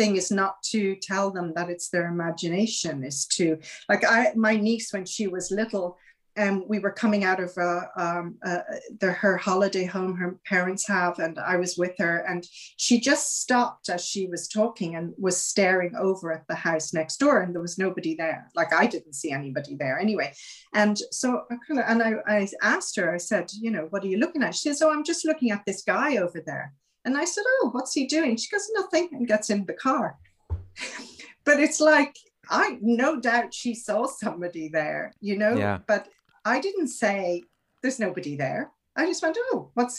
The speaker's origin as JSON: {"language": "English", "country": "Ireland", "tie": "born or raised there", "said": "I grew up in Ireland, you know, and it was a very, very Catholic country"}